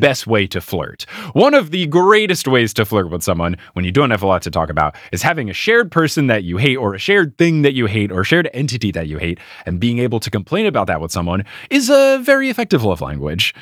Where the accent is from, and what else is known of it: United States